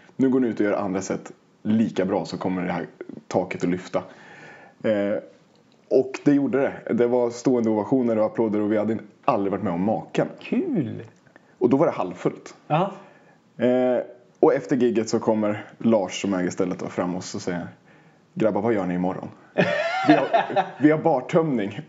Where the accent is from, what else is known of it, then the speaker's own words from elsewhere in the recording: Oxelösund, Södermanland, Sweden; moved away as an adult; now in Stockholm, Sweden; jag hade bott i Oxelösund hela mitt liv